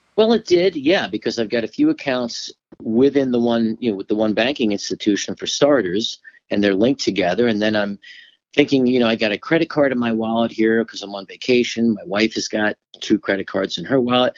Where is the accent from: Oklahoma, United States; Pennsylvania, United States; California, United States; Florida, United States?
Florida, United States; I'm from Florida originally